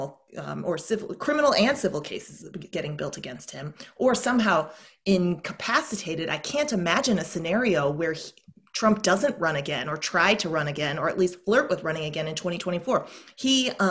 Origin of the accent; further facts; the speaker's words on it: Missouri, United States; moved away; also born or lived in Texas / South Korea / Japan; as an American who is from flyover country, as they call it, you know, places like Missouri, the state where I was born, and then deep red Texas